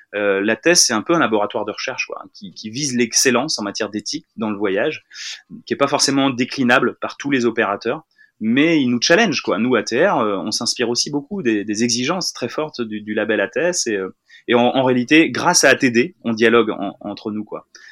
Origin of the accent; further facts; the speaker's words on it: Tourville-sur-Odon, Normandy, France; je suis originaire de Tourville-sur-Odon, dans le Calvados